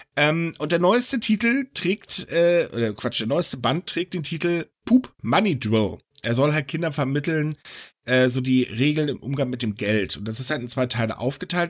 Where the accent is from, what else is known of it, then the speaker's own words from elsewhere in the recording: Germany; bei uns in Deutschland